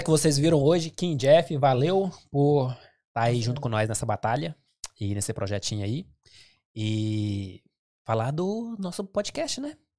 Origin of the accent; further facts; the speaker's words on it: Goiás, Brazil; moved away as an adult; now in England; eu sou brasileiro, goiano